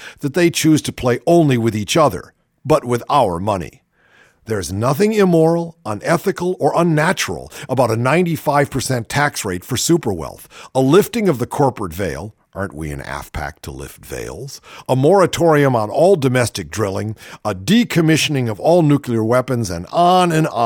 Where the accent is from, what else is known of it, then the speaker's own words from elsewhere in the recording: Cleveland, Ohio, United States; my hometown, Cleveland, my hometown also